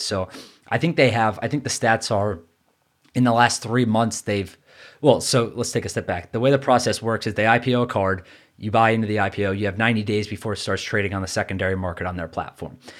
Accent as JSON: {"language": "English", "region": "New York", "country": "United States", "said": "I'm a New Yorker"}